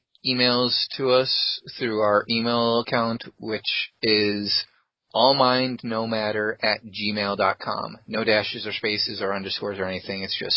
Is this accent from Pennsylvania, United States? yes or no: no; Central New York, United States; And I'm from Central New York.